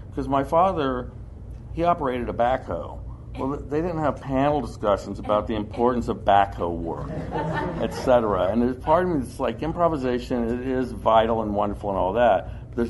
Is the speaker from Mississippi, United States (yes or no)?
no; Kentucky, United States; I grew up doing construction. I'm from Kentucky, and there's a big southern part of me.